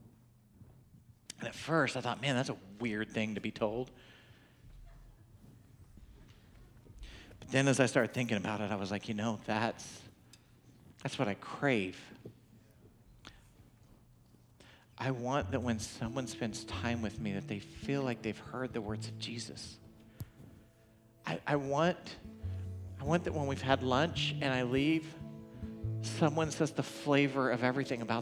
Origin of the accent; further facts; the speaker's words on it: Oklahoma, United States; accent: Okie; Clearly, I sound like an Okie, right? I'm from Oklahoma.